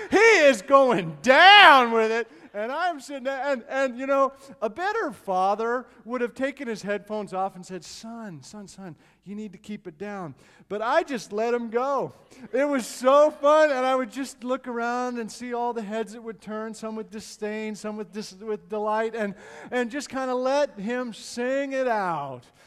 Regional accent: Edmonton, Alberta, Canada; moved away; family and I went to Edmonton, Canada, which is my hometown

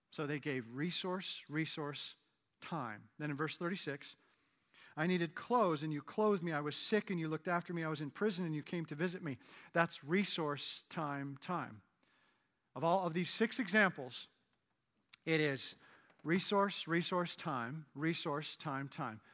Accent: Canada; moved away as an adult; now in United States; I'm Canadian, and in two thousand four, I got my, my green card

